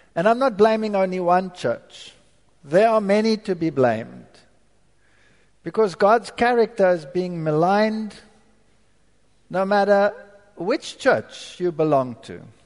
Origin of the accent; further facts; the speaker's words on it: South Africa; moved away; I was born in Africa, so I'm not a German German. I'm a German with a stamp which says made in South Africa